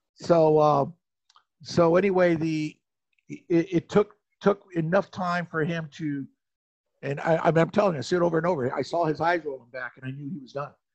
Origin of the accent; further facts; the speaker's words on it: Phoenix, Arizona, United States; since I'm from Phoenix, I didn't want to run into someone I went to high school